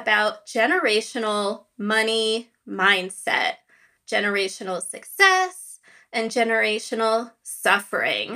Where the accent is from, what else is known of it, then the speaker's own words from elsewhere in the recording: United States; accent: North Jersey, New York; I was born and raised in America